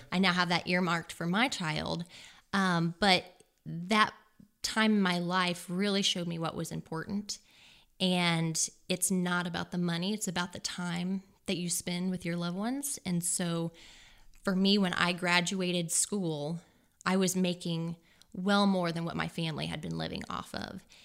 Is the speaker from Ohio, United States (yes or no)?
no; Versailles, Missouri, United States; now in Columbia, Missouri, United States; I'm originally from Versailles, Missouri, which is down near the Lake of the Ozarks.